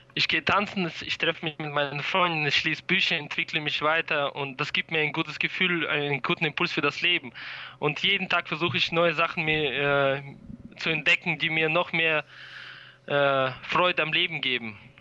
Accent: Germany; wir kommen aus Deutschland

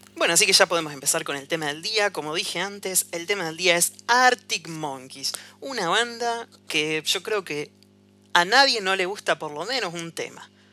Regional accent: Rosario, Santa Fe, Argentina; Nosotros somos de Argentina, no sé si lo dijimos, de Rosario

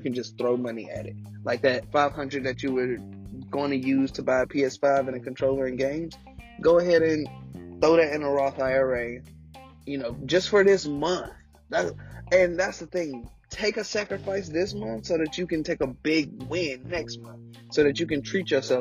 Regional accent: United States; being an American

